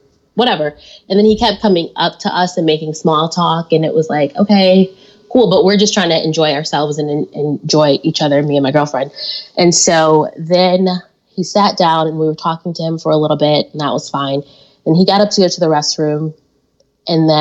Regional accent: Detroit, Michigan, United States; moved away as an adult; also born or lived in Syracuse, New York / Madison, Wisconsin; now in Milwaukee, United States; I'm from Detroit, Michigan, born and raised there

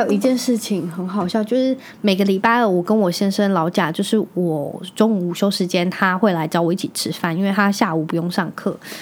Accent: Magong, Penghu County, Taiwan; moved away; 我是在澎湖长大的嘛

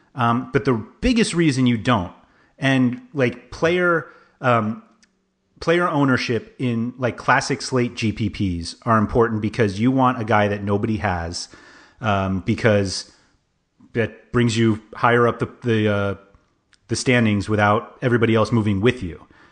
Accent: New York City, New York, United States; I grew up in Manhattan, like half a mile from Madison Square Garden

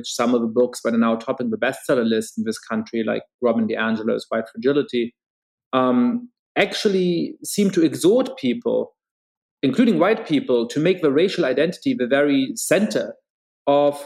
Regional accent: Germany; now in United States; I grew up Jewish in Germany

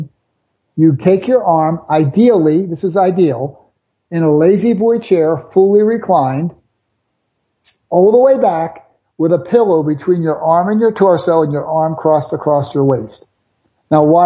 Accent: Philadelphia, Pennsylvania, United States; I'm from South Philly.

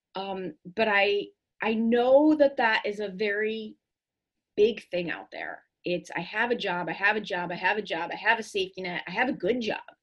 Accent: Chicago, Illinois, United States; growing up in Chicago public schools

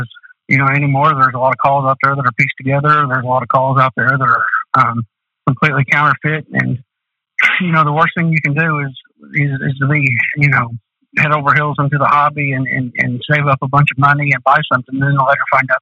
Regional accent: Du Quoin, Illinois, United States; in DuCoin, Illinois, you know, I was from Southern Illinois

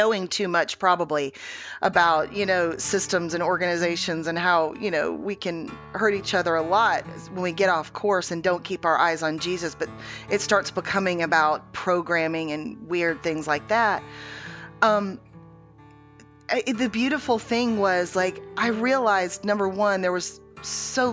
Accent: Houston, Texas, United States; I was born in Houston, Texas

